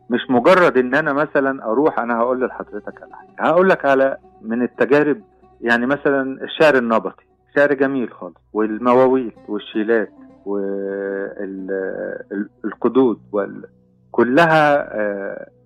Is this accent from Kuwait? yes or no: yes; Kuwait; احنا طلع عندنا في الكويت هبة على لفظ معين